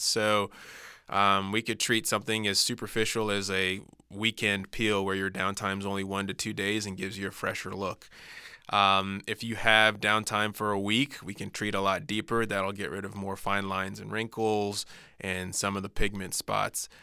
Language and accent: English; Florida, United States; growing up in Florida